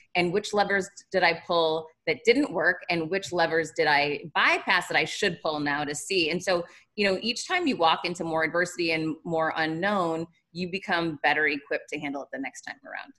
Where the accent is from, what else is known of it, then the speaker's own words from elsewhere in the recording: Worcester, Massachusetts, United States; I'm from Worcester, Massachusetts